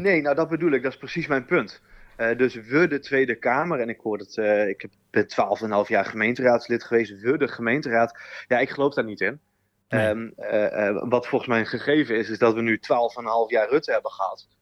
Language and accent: Dutch; Groningen countryside, Netherlands; accent: Groningse tongval; ik ben een geboren Groninger. Ik kom ook uit het, van het platteland van Groningen.